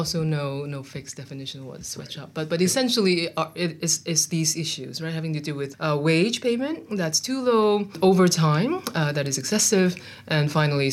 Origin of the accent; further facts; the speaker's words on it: Hong Kong; I grew up in Hong Kong in the 70s and 80s.